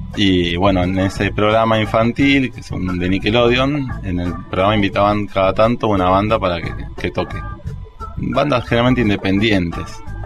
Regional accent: Morón, Buenos Aires Province, Argentina; also born or lived in Moreno; now in Ciudadela, Argentina; yo soy de zona oeste, Mm, vengo de Ciudadela ahora, pero viví hasta los 25 años en Morón

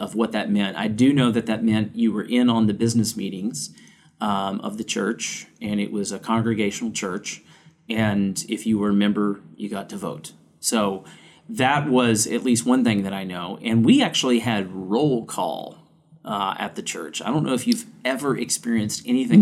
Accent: Louisiana, United States; growing up in the South. We didn't have a whole lot of places to go snowboarding in Louisiana

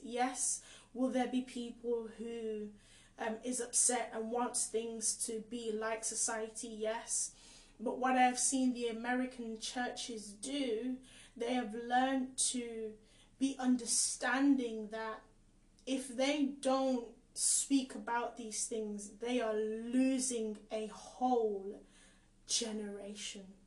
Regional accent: England, United Kingdom; also born or lived in Caribbean; I was born in the Caribbean too, but I've grown up here most of my life.

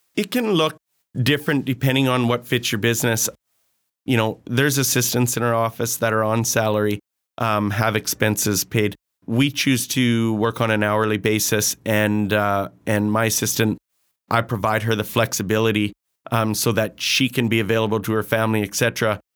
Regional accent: Grande Prairie, Alberta, Canada; born and raised in Grand Prairie.

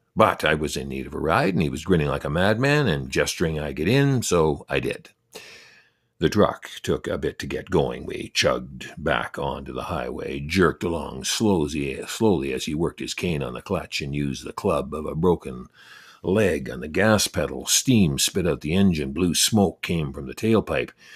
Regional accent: Canada; I'm Canadian

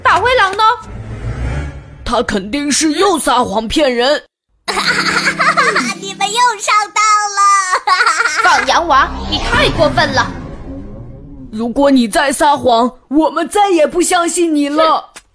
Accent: Linfen, Shanxi, China; 今年五岁了。 我来自山西灵坟

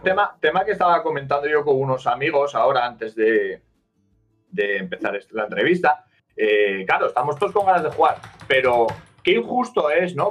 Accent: Asturias, Spain; soy de Asturias, del norte de la península ibérica

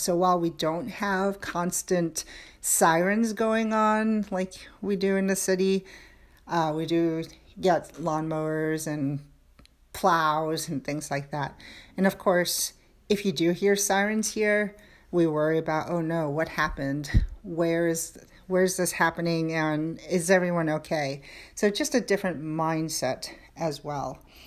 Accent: New York City, New York, United States; moved away as an adult; I was born and raised in New York

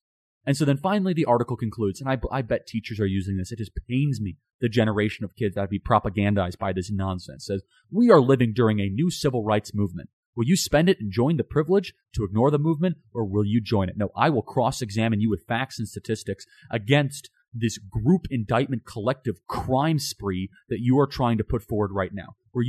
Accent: United States; the time that I grew up in America.

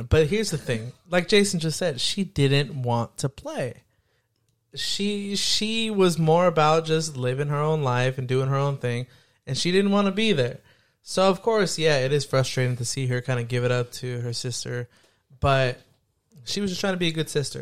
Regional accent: Hayward, California, United States; growing up in Hayward

